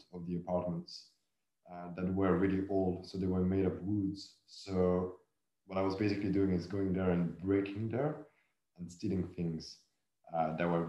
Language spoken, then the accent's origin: English; south of France, France; I grew up in the south of France